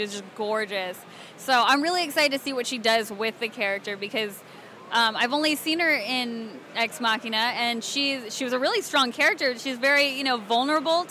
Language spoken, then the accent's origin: English; Alabama, United States; I grew up in Alabama, so I know Southern